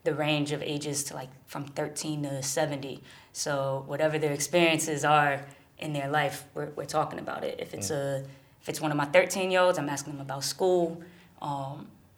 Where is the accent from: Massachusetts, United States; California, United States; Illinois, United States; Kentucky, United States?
Massachusetts, United States; Springfield; moved away as an adult; now in New York, United States; When I was growing up in Springfield, I was the only gay person I knew.